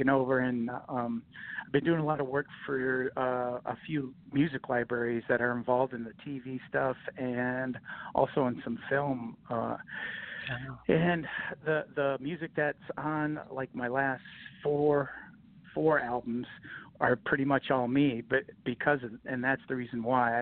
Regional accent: Michigan, United States; I grew up in Michigan

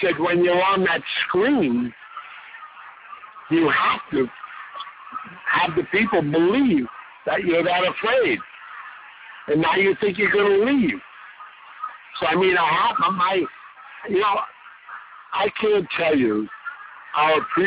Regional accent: New York City, New York, United States; I grew up in New York City.

